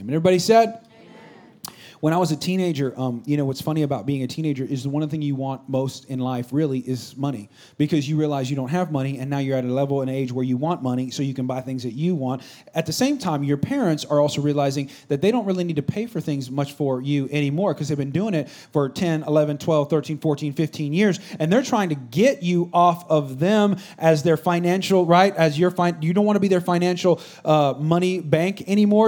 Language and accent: English; Bay Area, California, United States; I'm not from San Francisco per se, but we're kind of from the Bay Area.